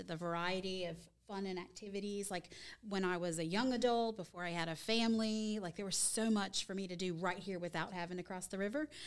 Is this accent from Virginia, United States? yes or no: yes; Virginia, United States; also born or lived in Charlotte, North Carolina; now in Gaston County, United States; I'm originally from Virginia, and I was a city mouse